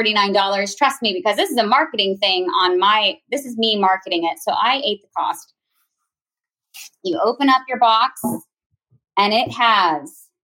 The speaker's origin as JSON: {"language": "English", "region": "Virginia", "country": "United States", "said": "I am now a mom of 4 and I am from Virginia"}